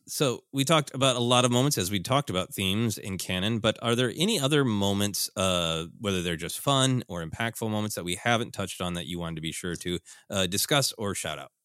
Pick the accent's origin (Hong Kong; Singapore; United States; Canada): United States; Minneapolis, Minnesota; my hometown of Minneapolis